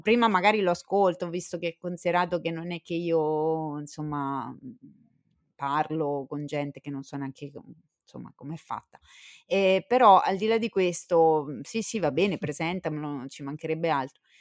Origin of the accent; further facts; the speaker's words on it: Southern Italy, Italy; siamo terroni tutte e due d'origine, insomma, nell'anima.